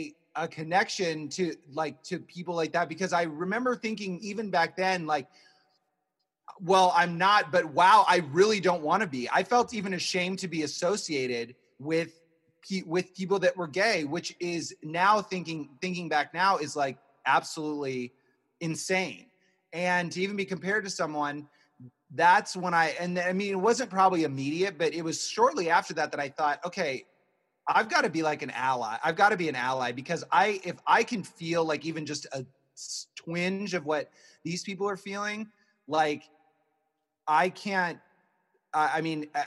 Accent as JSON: {"language": "English", "region": "Midwest", "country": "United States", "tie": "born or raised there", "said": "I grew up, we all grew up in the Midwest, but I grew up in the Midwest"}